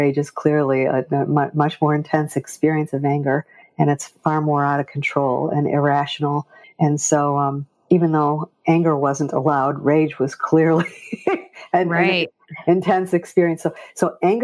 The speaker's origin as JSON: {"language": "English", "region": "Michigan", "country": "United States", "tie": "born or raised there", "also_born_or_lived": "Kentucky / North Carolina", "moved": "as an adult", "lives_now": "Scottsdale, United States", "said": "Well, I was born in Michigan"}